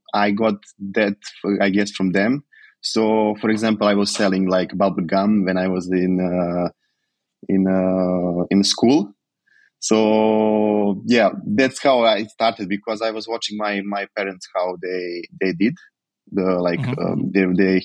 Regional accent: Požarevac, Serbia; moved away as an adult; also born or lived in Belgrade, Serbia; now in Dubai, United Arab Emirates; I am from Požarevac. It's a little city, like 1 hour from the Belgrade

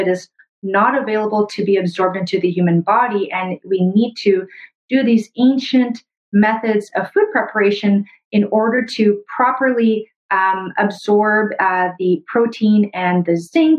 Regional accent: Brazil; moved away; also born or lived in Canada; where I was born in Brazil

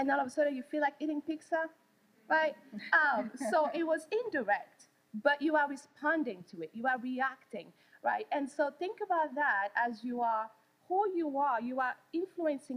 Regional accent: Wichita, Kansas, United States; moved away; I'm from Wichita, Kansas

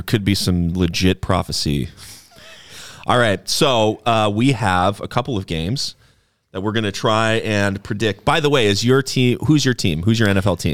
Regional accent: Wisconsin, United States; moved away; I grew up in Wisconsin

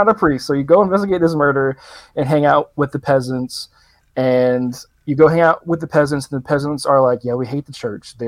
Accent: the South, United States; I'm from the South. I'm from an area similar to this

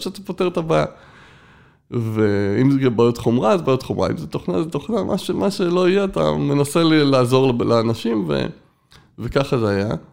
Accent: Israel; עד כיתה ב' הייתי בבית ילדים

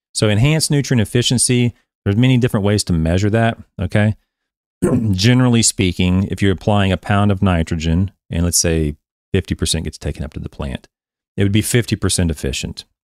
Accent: Oklahoma, United States; I'm an American, born and raised Oklahoma bred

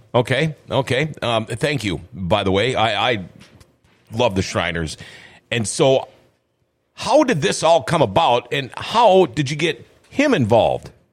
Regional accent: Minnesota, United States; moved away as an adult; also born or lived in California; I, I moved out to California back in uh, the '80s, and uh, people are like, "Where are you from? Canada?" I'm like, "No, I'm from Minnesota."

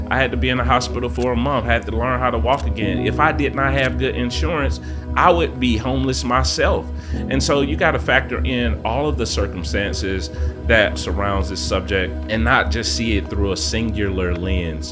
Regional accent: Atlanta, Georgia, United States; I literally grew up on the streets of Atlanta, Southwest Atlanta

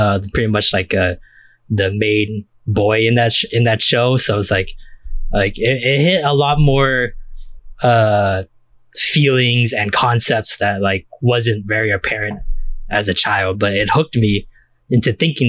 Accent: United States; for us growing up in the States

